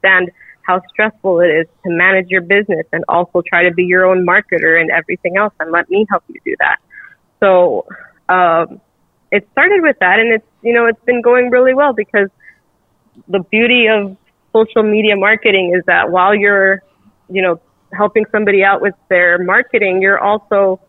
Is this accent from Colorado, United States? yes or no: no; Lynwood, California, United States; moved away as an adult; also born or lived in Michigan; now in Los Angeles, United States; I grew up like borderline Compton, California